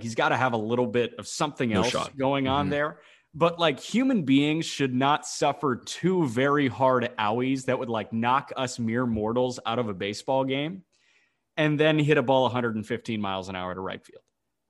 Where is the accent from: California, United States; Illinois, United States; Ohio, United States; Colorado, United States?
Illinois, United States; Chicago; Hey, two names as a Chicagoan I want to throw out where I would rather have Shohei Ohtani, the pitcher exclusive, than these guys.